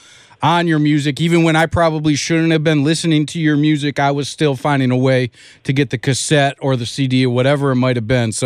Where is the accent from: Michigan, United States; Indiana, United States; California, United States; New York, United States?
Michigan, United States; Detroit; growing up in Detroit